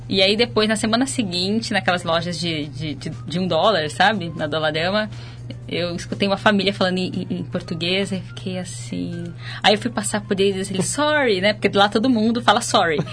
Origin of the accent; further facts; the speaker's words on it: Ribeirão Preto, São Paulo, Brazil; eu sou de Ribeirão Preto, interior do estado.